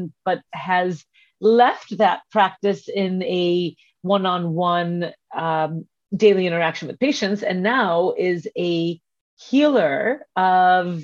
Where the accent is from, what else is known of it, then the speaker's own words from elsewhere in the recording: India; the part of the world that we are both from, which is South Asia. So Sonali is Sri Lankan and I am Indian